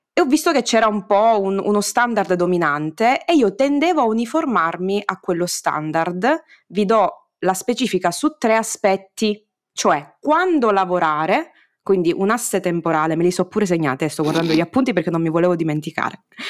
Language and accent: Italian; Sicily, Italy; mi escono in romanaccio, pur essendo io siciliana